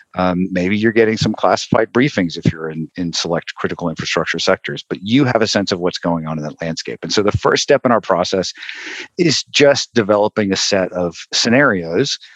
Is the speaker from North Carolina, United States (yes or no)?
yes; Western North Carolina, United States; I grew up in North Carolina, in Western North Carolina